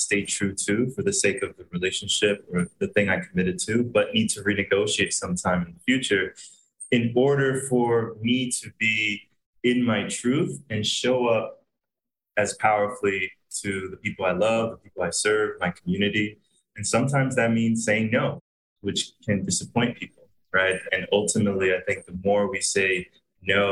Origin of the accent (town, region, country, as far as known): Pennsylvania, United States; born or raised there; now in Puerto Rico